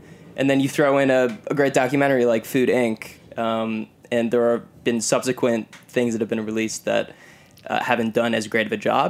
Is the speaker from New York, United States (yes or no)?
no; Michigan, United States; Aiden and I grew up in Michigan.